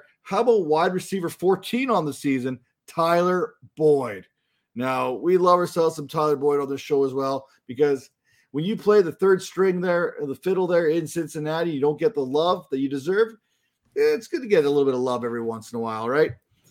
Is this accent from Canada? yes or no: yes; Canada; I wanted to go with the good old Brampton Ontario native there myself as a Canadian.